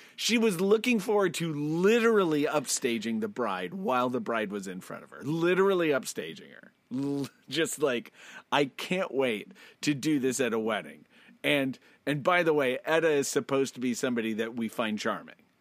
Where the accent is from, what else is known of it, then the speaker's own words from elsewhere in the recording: United States; I'm American